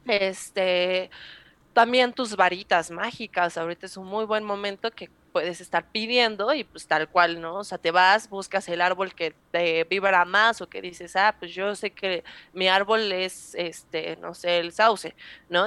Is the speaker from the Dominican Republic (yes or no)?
no; Mexico; nosotros como mexicanos